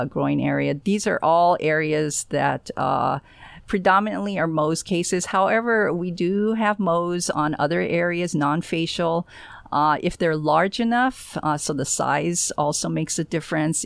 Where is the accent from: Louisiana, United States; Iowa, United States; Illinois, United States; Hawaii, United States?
Hawaii, United States; Honolulu; also born or lived in Florida; now in Space Coast, Florida, United States; I was born and raised in Honolulu, and, uh, I guess I spent most of my time actually in Florida